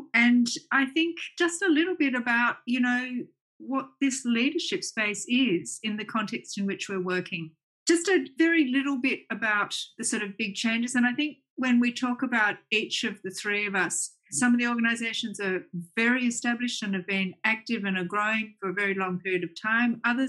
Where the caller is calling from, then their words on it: Melbourne, Victoria, Australia; I'm joining you from Melbourne, from the lands of the peoples of the Eastern Kulin Nation.